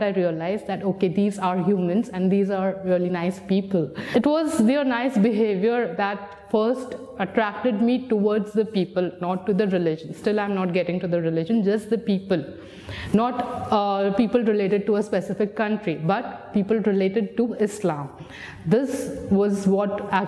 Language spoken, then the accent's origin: English; India; moved away as an adult; now in United Arab Emirates; I'm 27 years old and I come from India